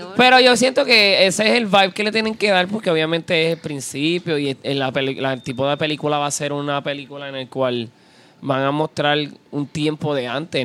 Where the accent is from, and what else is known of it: Puerto Rico